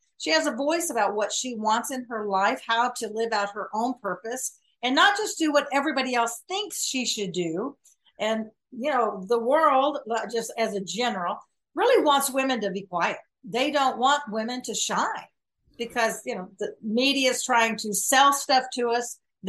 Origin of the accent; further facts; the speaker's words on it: the South, United States; I was raised in the South. My dad was in the Air Force, and we went to the Southern Baptist Church.